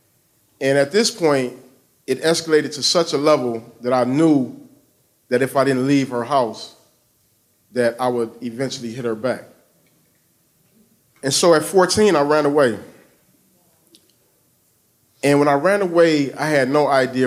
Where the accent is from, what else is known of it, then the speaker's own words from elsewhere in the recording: Detroit, Michigan, United States; I grew up on the east side of Detroit.